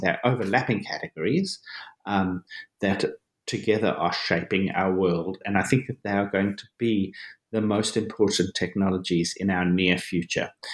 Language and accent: English; Johannesburg, Gauteng, South Africa; I was born and I grew up in South Africa, in Johannesburg, South Africa